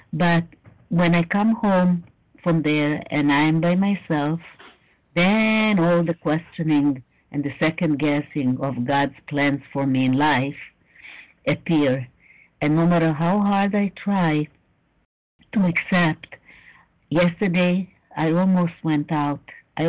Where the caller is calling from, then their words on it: Israel; I'm calling from Israel, and all my children are in the States